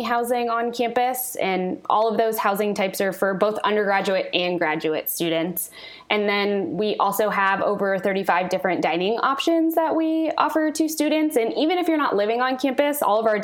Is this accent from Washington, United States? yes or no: yes; Kirkland, Washington, United States; I am from Kirkland